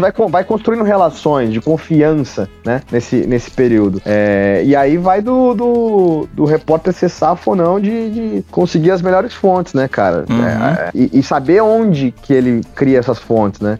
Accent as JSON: {"language": "Portuguese", "town": "Pindorama", "region": "São Paulo", "country": "Brazil", "tie": "born or raised there", "moved": "as an adult", "said": "Eu voltei de férias para a cidade onde eu nasci, para hum. Pindorama, hum. que fica ao lado da, da Grande Catanduva"}